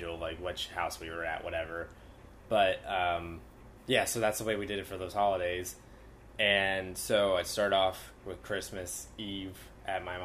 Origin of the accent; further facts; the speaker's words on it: Bethlehem, Pennsylvania, United States; I literally come from Bethlehem